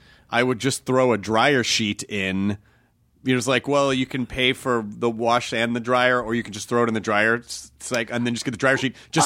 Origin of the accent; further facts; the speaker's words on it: Memphis, Tennessee, United States; Memphis, Tennessee.